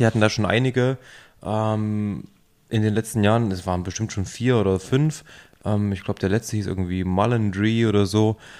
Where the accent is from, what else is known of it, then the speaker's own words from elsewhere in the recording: near Jena, Thuringia, Germany; moved away; in meiner Heimatregion in der Nähe von Jena